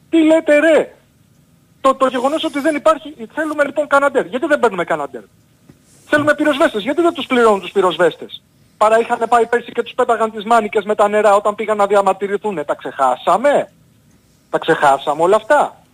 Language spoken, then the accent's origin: Greek; Argostoli, Ionian Islands, Greece; Στην πατρίδα μου λοιπόν την Κεφαλονιά...